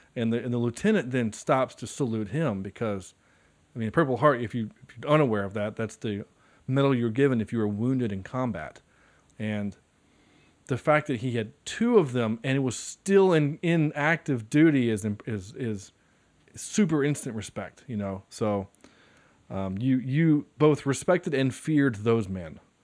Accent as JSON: {"language": "English", "town": "High Point", "region": "North Carolina", "country": "United States", "tie": "born or raised there", "said": "from High Point, North Carolina, which is where I'm from"}